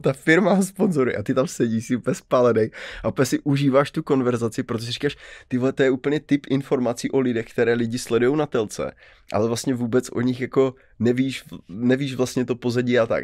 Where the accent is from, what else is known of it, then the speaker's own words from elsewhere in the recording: Karviná, Moravian-Silesian Region, Czechia; jako Karviňák